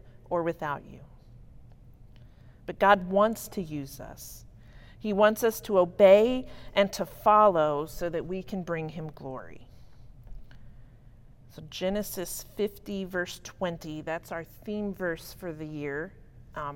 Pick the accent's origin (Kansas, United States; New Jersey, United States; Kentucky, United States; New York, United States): Kentucky, United States; Berea; My hometown is Berea, Kentucky.